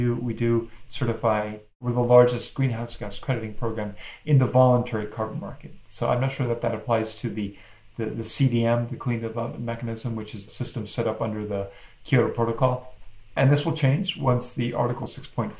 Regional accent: Mexico; moved away; I was born and raised in Mexico, so I speak Spanish.

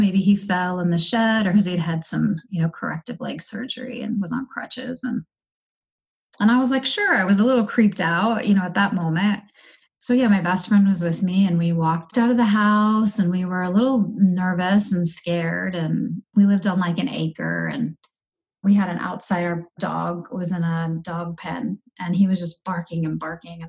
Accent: East Coast, United States; moved away as an adult; now in Denver, United States; I was born and raised on the East Coast

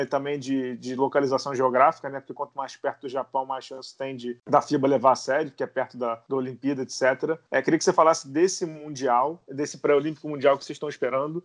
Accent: Rio de Janeiro, Brazil; eu sou do Rio

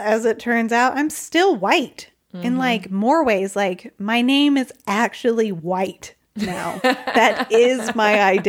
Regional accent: United States; moved away

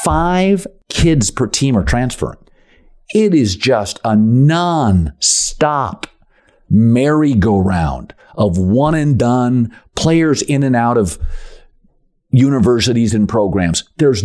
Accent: Pacific Northwest, United States; one of the things that I'm from the Pacific Northwest, as many of you know, that was really cool for me is sports books.

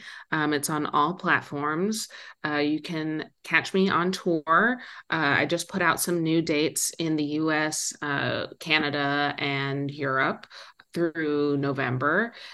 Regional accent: Philadelphia, Pennsylvania, United States; also born or lived in San Francisco / Minneapolis / Boston / Brooklyn; now in Los Angeles, United States; So yeah, I was born in San Francisco. I spent my elementary school days in Minneapolis, my middle school and high school days in Philadelphia, went to college in Boston. I was in Brooklyn for 8 years and I just moved to LA in September.

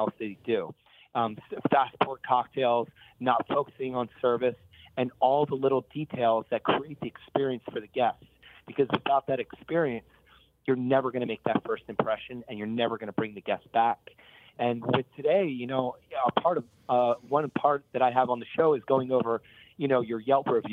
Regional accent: Bucks County, Pennsylvania, United States; moved away as an adult; also born or lived in Philadelphia; now in California, United States; I grew up in Bucks County, just north of the city. But I grew up working as a kid down the Italian Market on South 9th Street.

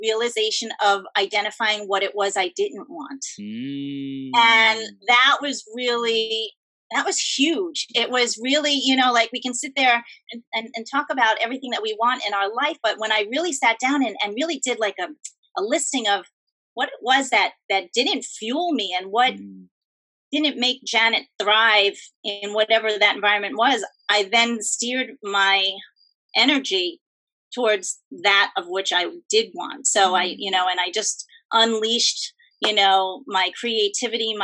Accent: New York, United States; I'm from New York

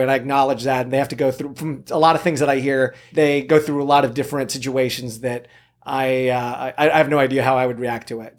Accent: Camarillo, California, United States; also born or lived in South Korea; I was raised in Southern California, Ventura, Camarillo area. I grew up there

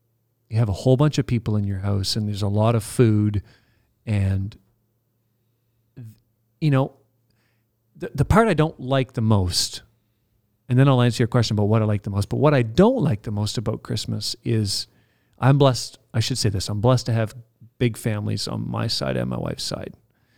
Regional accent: Canada; because we're Canadian. Proudly Canadian.

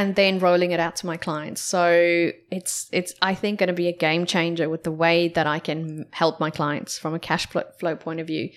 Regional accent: South Africa; moved away; growing up in South Africa

